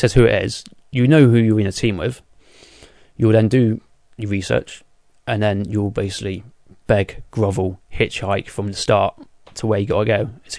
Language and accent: English; South West England, United Kingdom; accent: Devonshire; Yeah, my Devonshire accent.